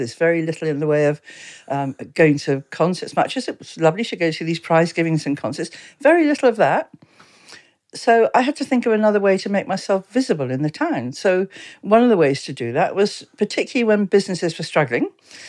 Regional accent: Exeter, South West England, United Kingdom; also born or lived in London; now in Frome, United Kingdom; Born and raised in Exeter, so I went to school there. And we came to Froome January 1964, when my father was headhunted. He was an engineer.

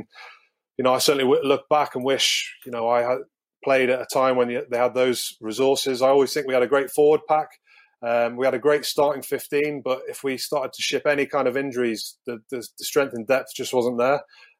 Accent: London, United Kingdom; accent: English; moved away as an adult; also born or lived in Galway / Newcastle; I was born in London. I qualify through my grandparents, who are from the bleakest part of Ireland in Mayo.

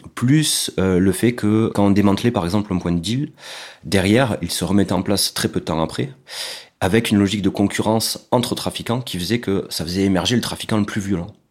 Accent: Carcassonne, Occitania, France; J'ai grandi à Carcassonne, dans le sud de la France

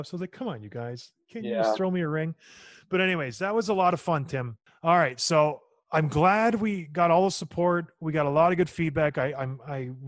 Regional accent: Edmonton, Alberta, Canada; moved away; Edmonton's my hometown.

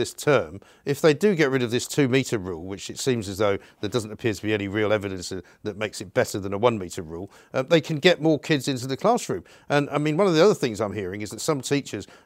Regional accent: London, United Kingdom; Rosecroft Avenue, which happens to be the place I was born in North London

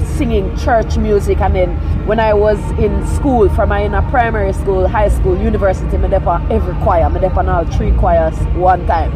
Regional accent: Kingston, Jamaica; also born or lived in Falmouth, Trelawny, Jamaica; originally from Trelawney, West what? Jamaica, yeah. And then I grew up in Kingston

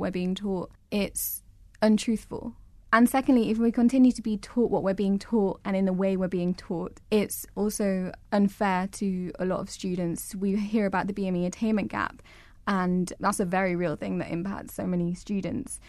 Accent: England, United Kingdom; I'm English

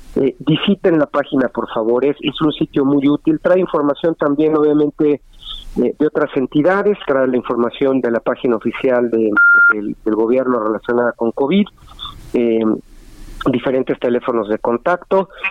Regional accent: Mexico; como usuarios mexicanos

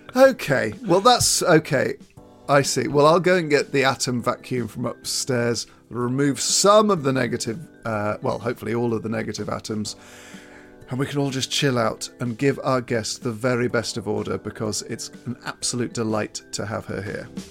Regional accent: Thornbury, South West England, United Kingdom; my hometown of Thornbury

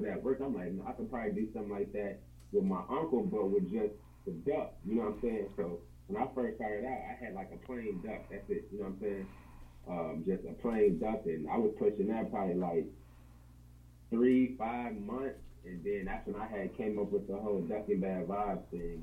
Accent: Aurora, Illinois, United States; I'm from Aurora, Illinois

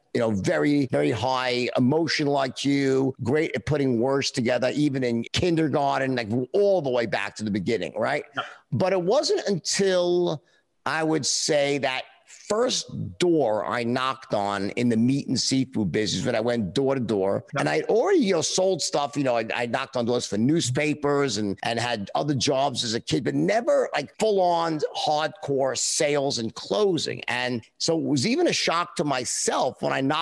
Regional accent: New York City, New York, United States; I grew up in a middle class, lower middle class family in Queens

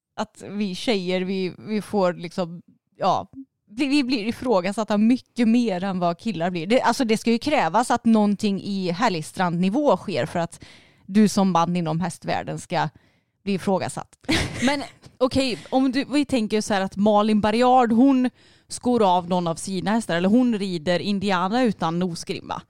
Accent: Vara, Västra Götaland, Sweden; du och jag vi är ju uppvuxna i Vara, alltså i samhället.

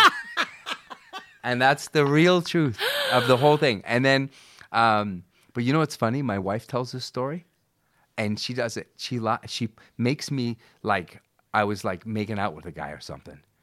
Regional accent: Vancouver, British Columbia, Canada; also born or lived in Buenos Aires; I never left my hometown. I never left. I live in Vancouver

